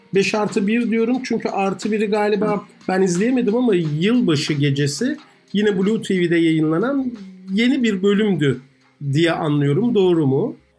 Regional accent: Ankara, Turkey; moved away; Yeni mahallede büyüdüm.

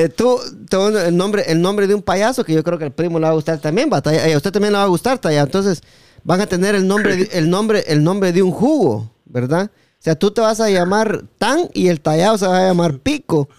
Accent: Guatemala; en Guatemala también a Recho le decimos

